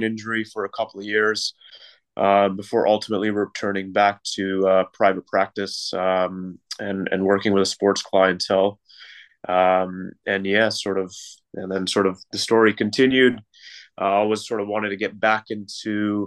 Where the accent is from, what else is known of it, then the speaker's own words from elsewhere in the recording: Toronto, Ontario, Canada; moved away as an adult; Originally from Canada, so born and raised in Canada from Toronto.